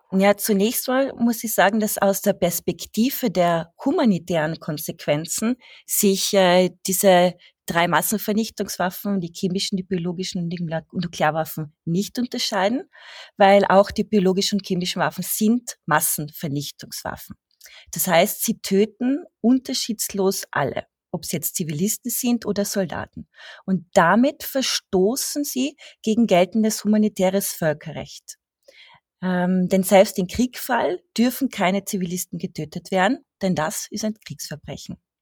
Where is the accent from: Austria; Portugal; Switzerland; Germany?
Austria; als Österreicherin